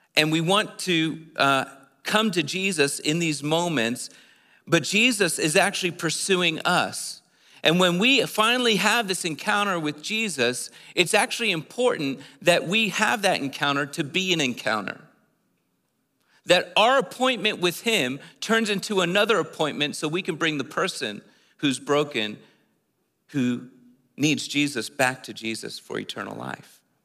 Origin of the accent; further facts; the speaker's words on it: East Coast, United States; moved away as an adult; I'm from the East Coast. I just moved here like four weeks ago